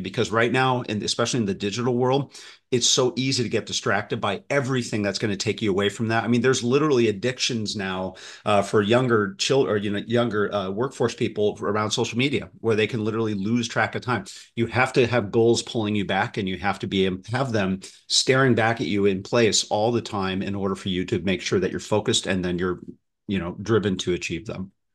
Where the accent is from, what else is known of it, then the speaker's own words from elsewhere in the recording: Midwest, United States; I grew up in the Midwest